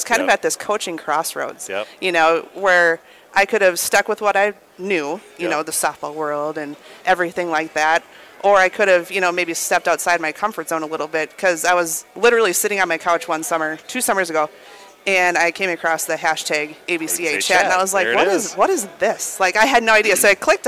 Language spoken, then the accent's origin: English; Minneapolis, Minnesota, United States; I'm from Minneapolis, so I moved back home